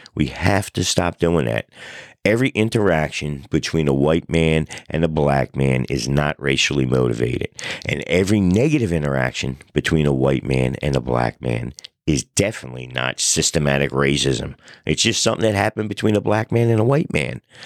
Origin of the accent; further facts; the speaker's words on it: United States; I'm an American of Italian descent